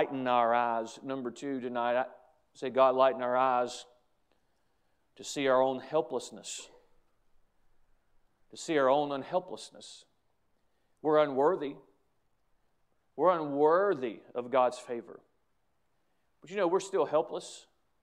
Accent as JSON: {"language": "English", "country": "United States", "said": "as an American, as a patriotic American"}